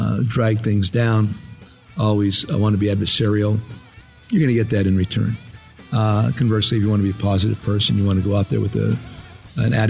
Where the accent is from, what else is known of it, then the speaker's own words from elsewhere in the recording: Hazleton, Pennsylvania, United States; moved away; This was the best place in the world to grow up as a kid, and then it became one of the worst